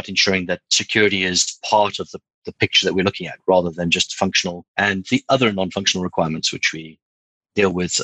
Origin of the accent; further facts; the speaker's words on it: South Africa; moved away as an adult; now in London, United Kingdom; I'm a South African living in London. I've been here nearly 2 years now.